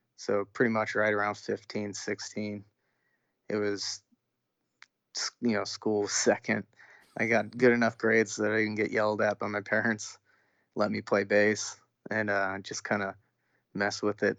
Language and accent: English; Orange County, California, United States; growing up in Orange County, California